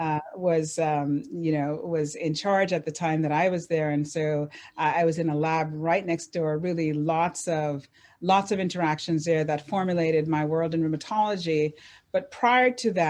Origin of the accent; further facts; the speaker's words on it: Jamaica; I'm Jamaican.